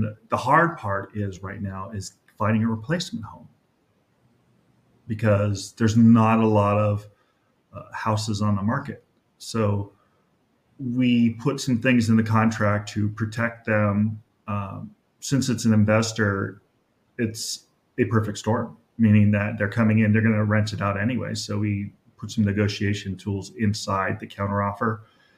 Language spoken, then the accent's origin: English; Los Angeles, California, United States; I grew up in North Hollywood with my mom, single mom, and my brother.